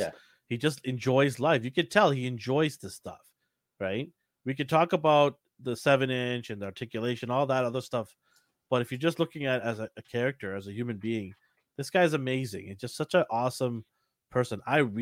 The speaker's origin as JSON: {"language": "English", "country": "Canada", "said": "because we're Canadian."}